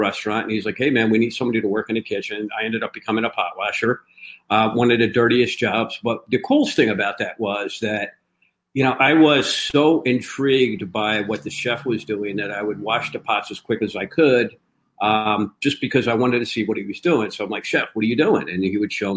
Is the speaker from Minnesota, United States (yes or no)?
no; Philadelphia, Pennsylvania, United States; born and raised in Philadelphia